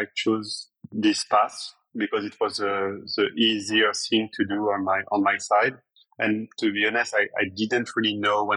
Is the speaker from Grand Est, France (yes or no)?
no; Paris, Île-de-France, France; I was born in Paris